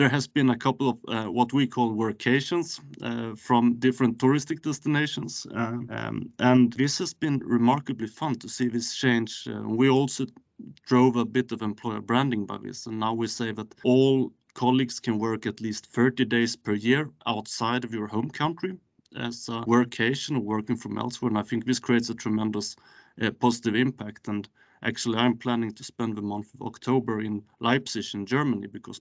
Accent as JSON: {"language": "English", "region": "Skåne", "country": "Sweden", "moved": "yes", "lives_now": "Stockholm, Sweden", "said": "I work from an office in Stockholm currently, but I am from Skåne myself."}